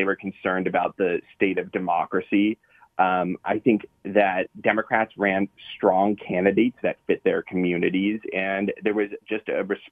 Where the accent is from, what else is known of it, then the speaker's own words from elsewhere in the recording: North Hills, Allegheny County, Pennsylvania, United States; I'm from the North Hills, Allegheny County